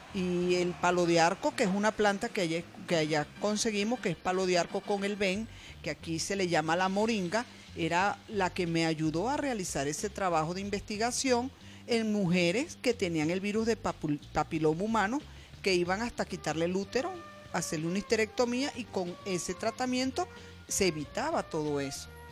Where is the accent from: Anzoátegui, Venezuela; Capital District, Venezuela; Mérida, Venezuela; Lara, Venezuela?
Lara, Venezuela; Barquisimeto; en Barquisimeto, que es de donde yo soy, del estado Lara